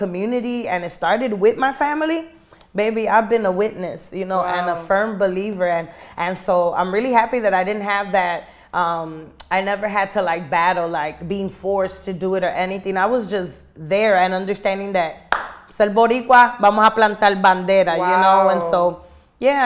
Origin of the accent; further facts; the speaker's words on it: Chicago, Illinois, United States; also born or lived in Guayama, Puerto Rico; born and raised in Humboldt Park